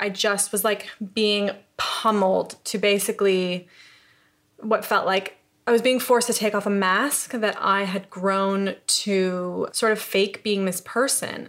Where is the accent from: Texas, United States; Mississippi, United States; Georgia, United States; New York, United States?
New York, United States; upstate; moved away as an adult; also born or lived in Los Angeles; now in London, United Kingdom; I'm from upstate New York